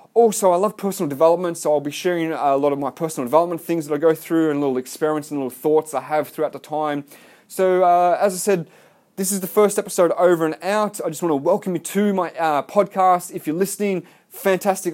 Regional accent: Melbourne, Victoria, Australia; now in Gold Coast, Australia; I live on the Gold Coast, Australia. I'm from Melbourne.

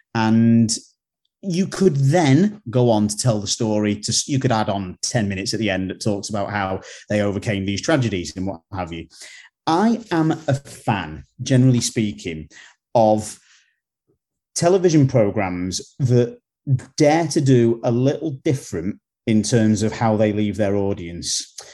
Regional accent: United Kingdom; we're from Britain

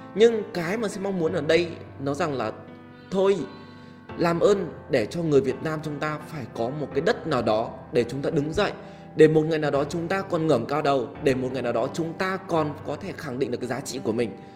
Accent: Vietnam; mình là một người Việt Nam

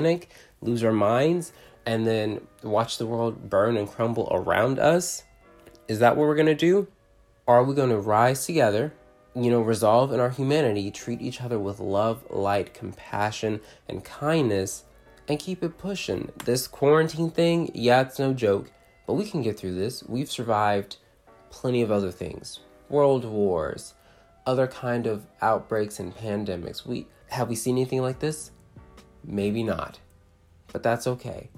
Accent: Fort Worth, Texas, United States; I'm from Fort Worth, Texas.

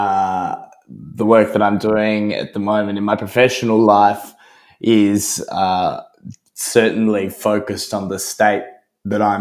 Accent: Australia; I, as an Australian

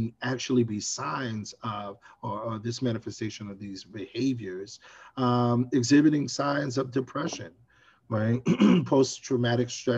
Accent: New York City, New York, United States; I grew up in Brownsville, Brooklyn, New York

